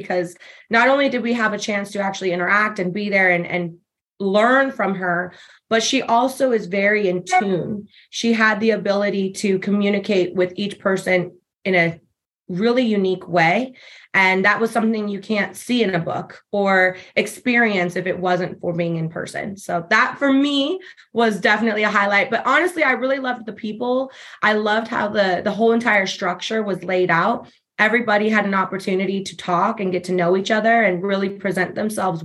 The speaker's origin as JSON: {"language": "English", "town": "Denver", "region": "Colorado", "country": "United States", "tie": "born or raised there", "moved": "as an adult", "lives_now": "Arizona, United States", "said": "I'm born and raised in Denver, Colorado"}